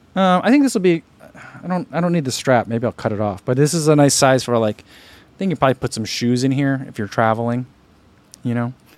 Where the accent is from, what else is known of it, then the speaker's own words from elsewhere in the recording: New Jersey, United States; we grew up in New Jersey